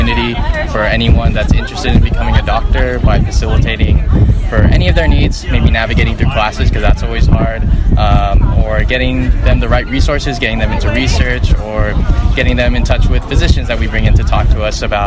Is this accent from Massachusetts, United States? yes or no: no; Fullerton, California, United States; I grew up here, Southern California, in Fullerton